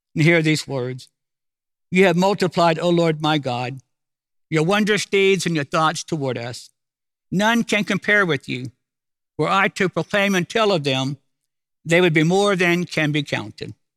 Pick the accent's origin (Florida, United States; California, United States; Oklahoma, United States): Oklahoma, United States; Oklahoma City; I'm from Oklahoma City